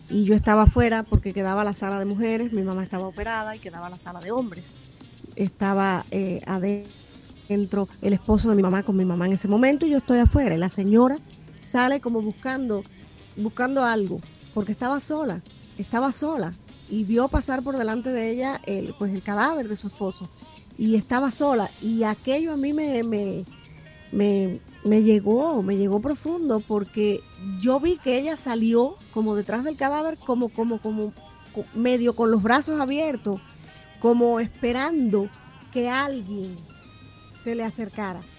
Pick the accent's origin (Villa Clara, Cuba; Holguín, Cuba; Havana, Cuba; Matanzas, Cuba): Holguín, Cuba; Banes; en mi Cuba, mi Cuba natal, en mi pueblo, porque yo soy de la parte oriental de Cuba, de la provincia de Holguín, un pueblecito llamado Vanes, al cual amo y el cual recuerdo con mucho cariño